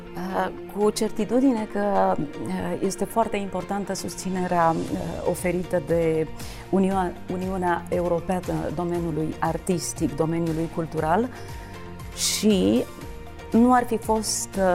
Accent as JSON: {"language": "Romanian", "country": "Romania", "said": "ca români"}